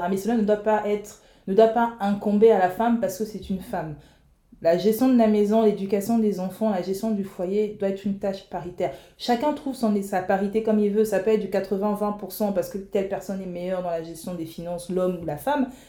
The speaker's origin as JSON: {"language": "French", "country": "Republic of the Congo", "said": "en tant que Congolaise"}